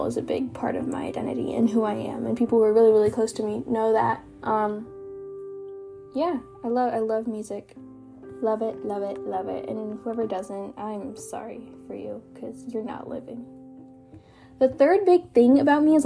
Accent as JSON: {"language": "English", "country": "United States", "tie": "born or raised there", "also_born_or_lived": "Kenya", "accent": "American", "said": "growing up in the United States as an immigrant"}